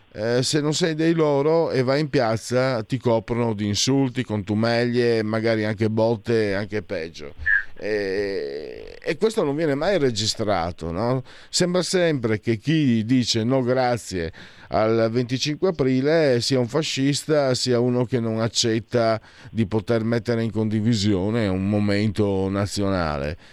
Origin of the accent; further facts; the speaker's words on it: Friuli-Venezia Giulia, Italy; da dove vengo io vale di più San Marco o la festa del vino, c'è la sagra del vino di Casascia che è la festa del vino, praticamente la festa regionale in Friuli